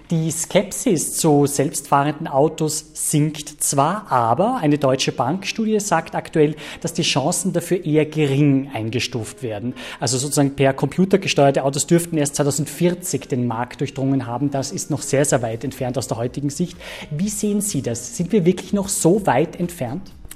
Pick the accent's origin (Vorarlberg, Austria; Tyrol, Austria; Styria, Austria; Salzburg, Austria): Salzburg, Austria; in meiner Heimatstadt Salzburg